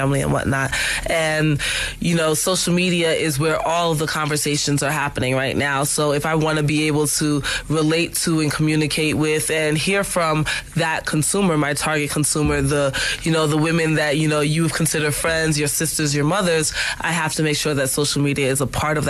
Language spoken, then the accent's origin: English; New York, United States; I'm a New Yorker